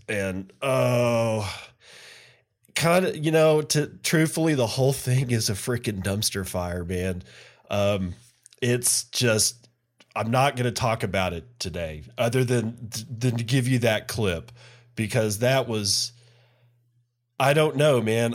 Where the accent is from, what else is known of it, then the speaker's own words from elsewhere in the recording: Midland, Texas, United States; That's my hometown. That's where I was born and grew up